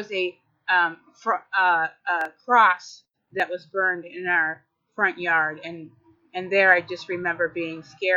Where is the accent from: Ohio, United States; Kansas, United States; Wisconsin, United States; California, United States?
Wisconsin, United States; Madison; I was born in Madison, Wisconsin, and I am the youngest of five. And we grew up on the west side of Madison, Hillcrest Drive